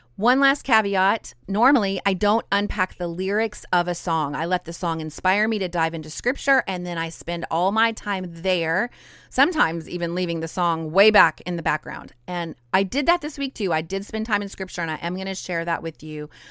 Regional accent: Idaho, United States; also born or lived in southern Louisiana; now in Louisiana, United States; I'm a Cajun girl living in southern Louisiana, but I was born and raised in Idaho.

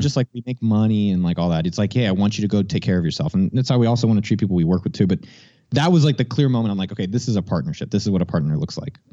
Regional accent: San Jose, California, United States; born and raised in San Jose, California

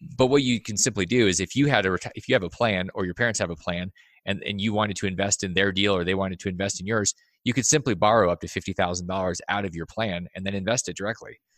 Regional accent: Alaska, United States; I grew up in Alaska

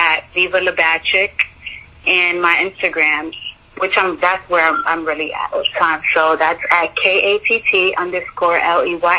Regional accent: New York, United States; I'm from New York

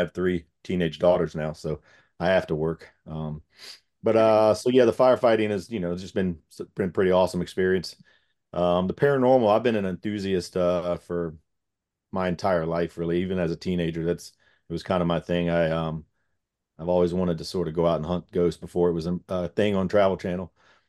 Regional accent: Gloucester County, Virginia, United States; I'm born and raised in Gloucester County. It's like a small little town, just a few minutes away from where we work.

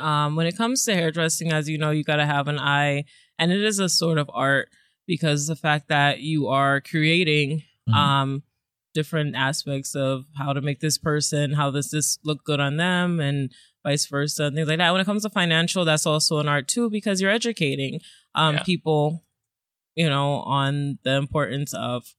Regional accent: Florida, United States; born there; now in Brooklyn, United States; Well, I was born in Florida. I live in Brooklyn. I'm an Army brat.

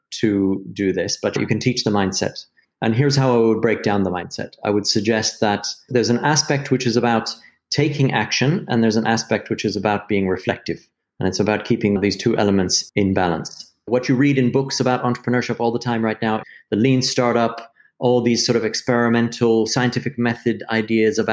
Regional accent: United States; moved away as an adult; also born or lived in London, United Kingdom; now in United Kingdom; I'm American, but I moved to London when I was 23

